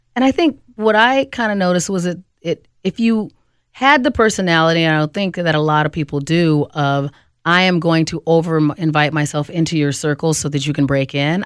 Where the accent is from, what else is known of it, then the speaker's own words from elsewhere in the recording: Phoenix, Arizona, United States; moved away as an adult; now in Twin Cities, United States; I grew up in Phoenix and then moved here to the Twin Cities in, uh, the mid-nineties